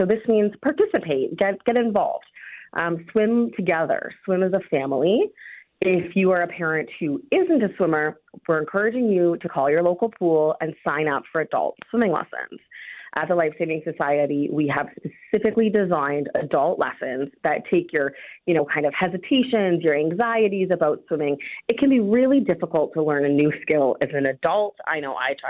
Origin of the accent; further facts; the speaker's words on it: Georgian Bay, Ontario, Canada; my family, we grew up on Georgian Bay, and I mean, we were on the lake.